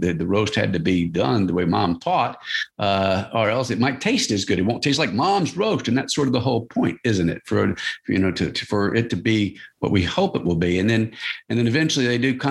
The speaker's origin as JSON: {"language": "English", "region": "Louisiana", "country": "United States", "tie": "born or raised there", "said": "where I grew up in Louisiana."}